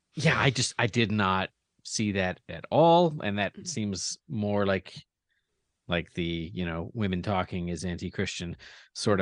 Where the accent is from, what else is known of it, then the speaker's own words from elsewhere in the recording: United States; as an American